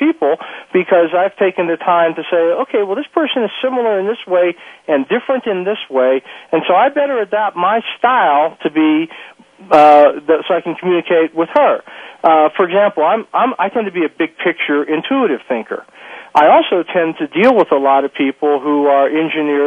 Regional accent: Pittsburgh, Pennsylvania, United States; I'm a guy from Pittsburgh, a working class guy

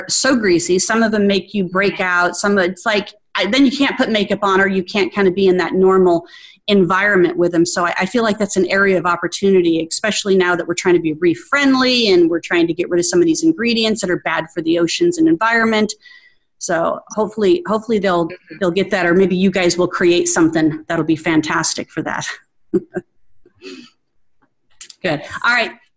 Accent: Arizona, United States; also born or lived in Scottsdale, Arizona; now in Atlanta, United States; growing up in Arizona

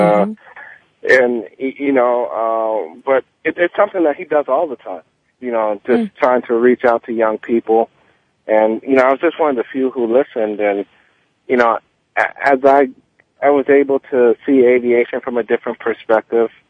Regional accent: Miami, Florida, United States; also born or lived in Kingston, Jamaica; I was born in Jamaica and in Kingston, Jamaica, left at the age of six, moved to Miami and went to school in tough neighborhoods

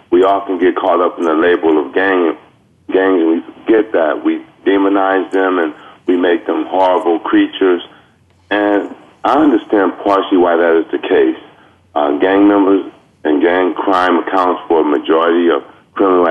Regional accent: Los Angeles, California, United States; I grew up in Watts, and I have been a victim of gang crimes, and I grew up with gang members

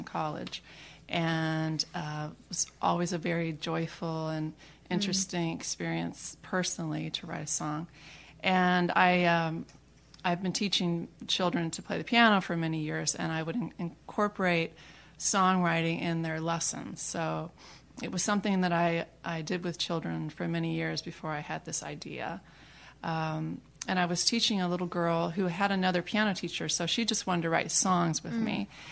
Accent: Riverside, California, United States; now in Houston, United States; I was born in Riverside, California

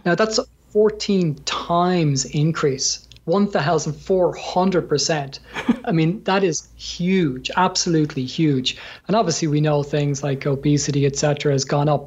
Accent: Ireland; from my accent, I'm from Ireland, so um, we're we're known for a, a, drinking culture

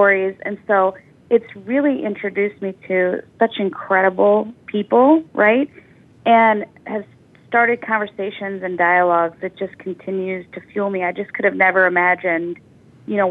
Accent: Midwest, United States; We grew up in the Midwest

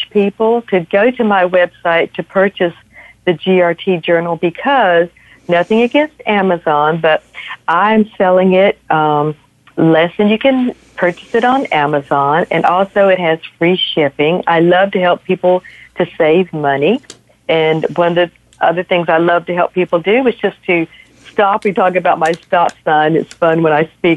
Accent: the South, United States; I'm from the South and we're huggers

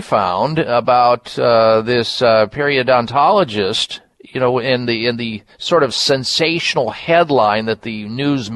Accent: Midwest, United States; I grew up in the Midwest

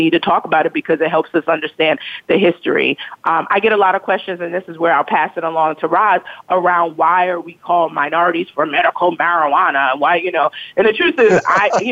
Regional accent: New York City, New York, United States; growing up in East New York, Brooklyn

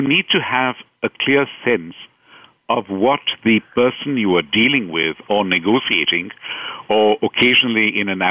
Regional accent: India; moved away as an adult; I've been very fortunate to live and work and grow up in India

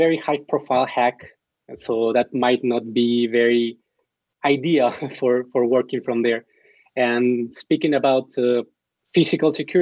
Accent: Mexico; I'm from Mexico

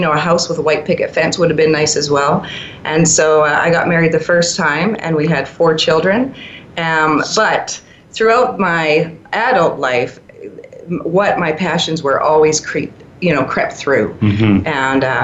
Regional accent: Vancouver, British Columbia, Canada; moved away as an adult; now in Calgary, Canada; I grew up in Vancouver, British Columbia, in Canada.

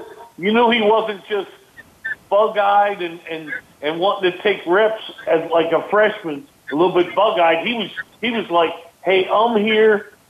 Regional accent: Philadelphia, Pennsylvania, United States; the Philadelphia Eagles from my hometown?

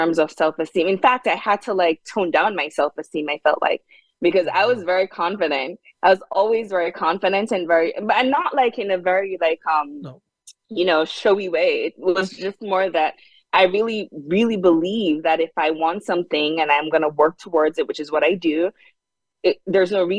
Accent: Jamaica; moved away as an adult; also born or lived in South Hadley, Massachusetts; now in United States; I grew up in Jamaica. And when I came to the US

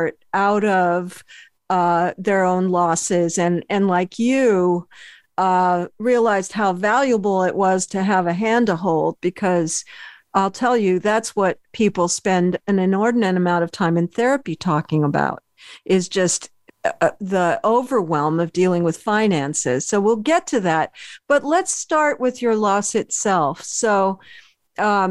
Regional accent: Berkeley, California, United States; also born or lived in Philadelphia; a Berkeley girl

